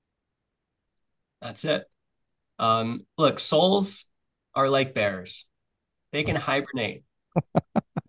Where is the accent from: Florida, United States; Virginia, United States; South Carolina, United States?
Florida, United States; now in Nosara, Costa Rica; I grew up in Florida